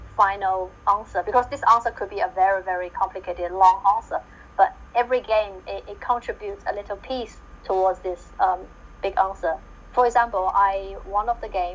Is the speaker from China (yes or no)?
yes; Shanghai, China; moved away; I came from Shanghai, China, which the city rarely snow